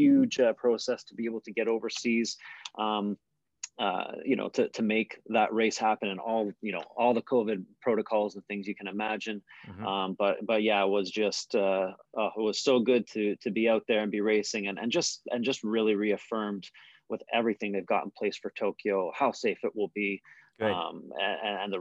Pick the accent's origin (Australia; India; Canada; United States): Canada; I'm a Canadian wheelchair racer